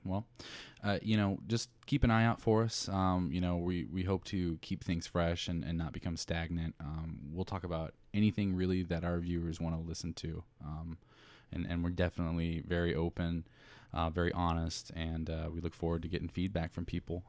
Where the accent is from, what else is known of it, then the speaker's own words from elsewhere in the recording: Indiana, United States; moved away as an adult; also born or lived in Chicago; now in Plantation, Florida, United States; born and raised in Indiana